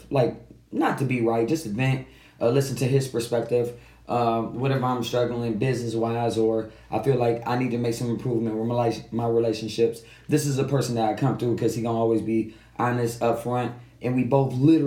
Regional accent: Detroit, Michigan, United States; you and I grew up 7 Mile in Evergreen

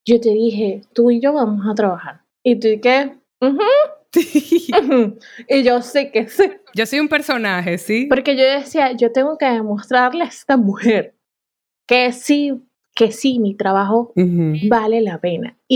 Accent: Dominican Republic; also born or lived in New York, United States; Yo, yo vengo de República Dominicana y viví en Nueva York.

